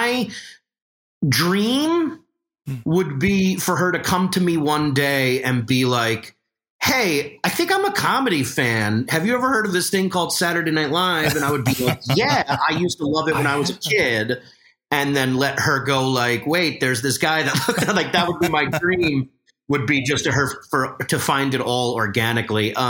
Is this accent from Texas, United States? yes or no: no; New York, United States; I'm from New York